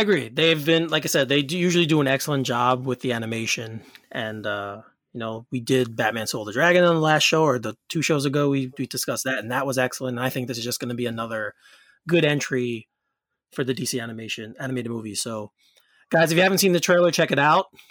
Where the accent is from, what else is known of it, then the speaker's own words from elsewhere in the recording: Elmont, New York, United States; my hometown of Elmont, New York